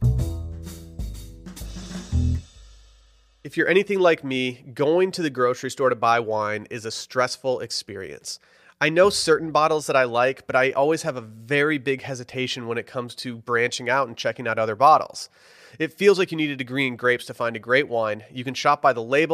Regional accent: Harbor Springs, Michigan, United States; moved away as an adult; now in Austin, United States; My hometown, Harbor Springs, has a farmer's market

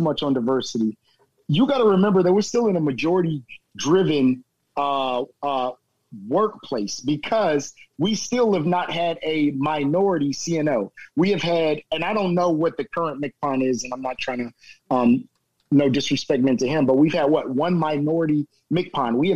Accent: Cincinnati, Ohio, United States; I'm from Cincinnati, Ohio

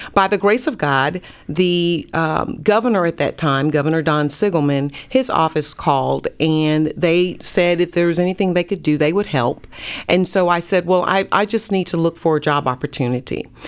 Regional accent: North Carolina, United States; also born or lived in Pensacola, Florida; now in Dallas, United States; I'm from North Carolina

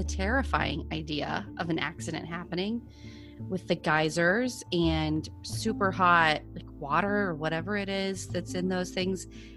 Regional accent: Omaha, Nebraska, United States; now in Atlanta, United States; we're from Omaha

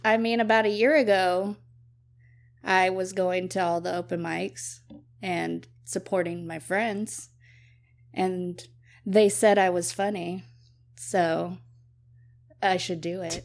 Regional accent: Brownwood, Texas, United States; now in Waco, United States; I grew up in Brownwood, Texas

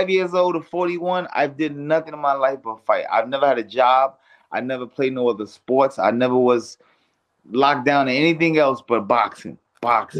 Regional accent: New York City, New York, United States; moved away as an adult; now in California, United States; growing up in Brownsville, Brooklyn

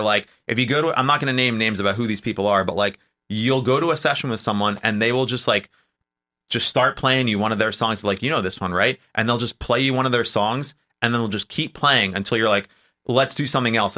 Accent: New Jersey, United States; now in Los Angeles, United States; I'm from New Jersey

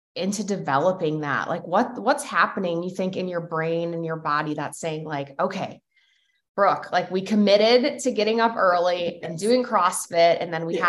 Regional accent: Midwest, United States; growing up in the Midwest

